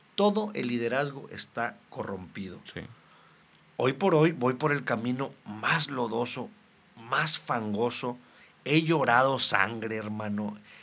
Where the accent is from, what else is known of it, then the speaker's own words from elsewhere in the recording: Reynosa, Tamaulipas, Mexico; Soy de Reynosa, Tamaulipas, desde mis tatarabuelos